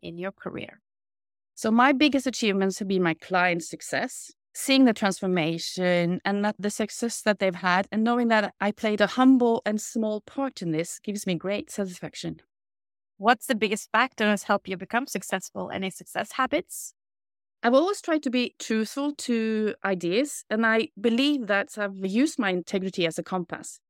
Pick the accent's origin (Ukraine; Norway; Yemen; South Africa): Norway; Kristiansund, Møre og Romsdal; moved away; also born or lived in Italy; I grew up in Kristiansund, a small town situated on three islands out on the west coast.